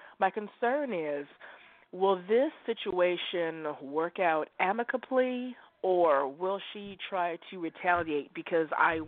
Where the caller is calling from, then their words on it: Oregon, United States; I'm calling you from Oregon.